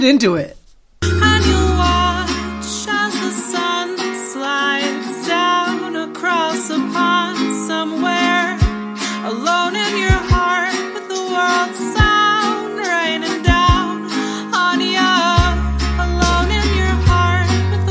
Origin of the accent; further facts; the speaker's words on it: Oregon, United States; now in Boston, United States; I'm from Oregon